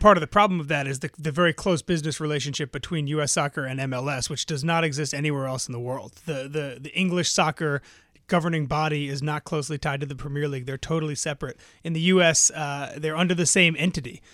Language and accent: English; New York City, New York, United States; growing up in New York City and living in New York City